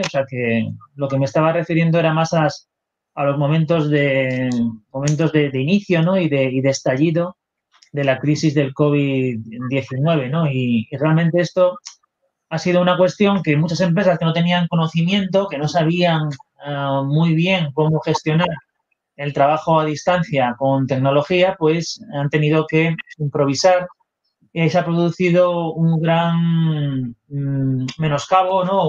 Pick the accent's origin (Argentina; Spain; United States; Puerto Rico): Spain; aquí en mi país